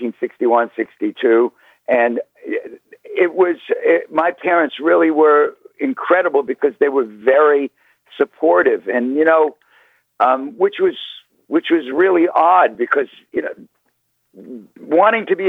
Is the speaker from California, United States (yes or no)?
no; New York City, New York, United States; I was born in East New York, and I grew up in Queens.